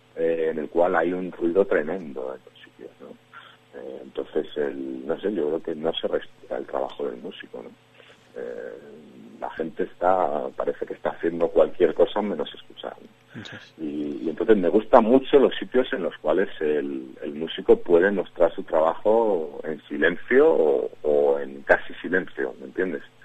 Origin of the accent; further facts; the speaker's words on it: Madrid, Community of Madrid, Spain; soy madrileño de pura cepa, me crié por la zona de Ciudad Lineal